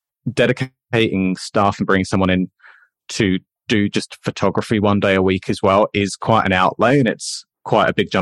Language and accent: English; England, United Kingdom; now in Australia; Being English